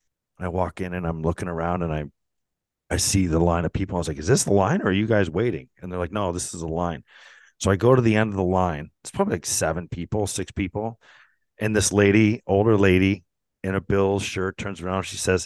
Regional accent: Canada; No, seriously, I'm from Canada.

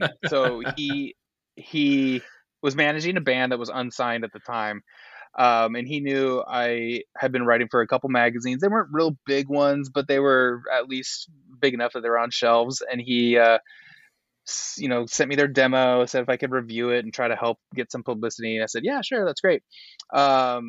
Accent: Walla Walla, Washington, United States; moved away; also born or lived in Los Angeles / Germany; my hometown of Walla Walla

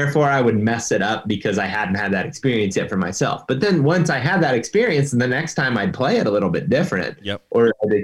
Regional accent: Ohio, United States; I mean, baiting's legal in my home state of Ohio.

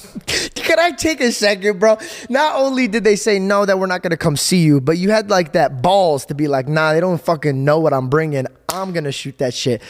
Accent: Arizona, United States; my hometown, Arizona

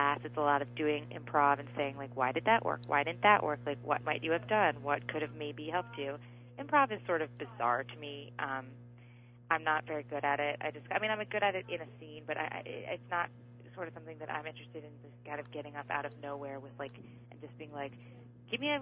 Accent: Philadelphia, Pennsylvania, United States; now in Los Angeles, United States; where I grew up in Philadelphia

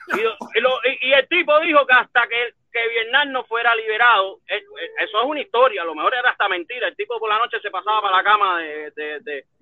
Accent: Cuba; Somos cubanos

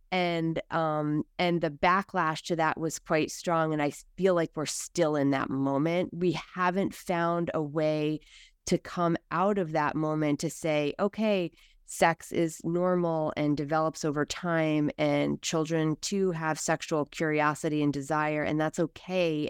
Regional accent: United States; us as American s

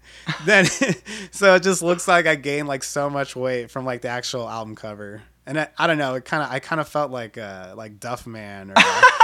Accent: Bakersfield, California, United States; moved away; also born or lived in Los Angeles; my hometown Bakersfield

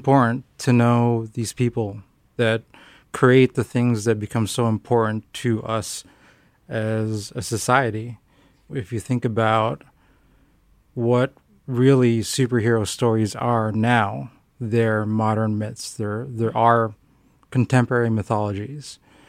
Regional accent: Philippines; You know, I was growing up in the Philippines, and we would only get one cartoon, essentially, a week to watch.

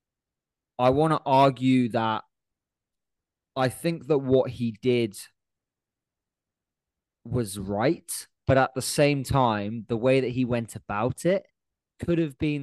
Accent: United Kingdom; being British

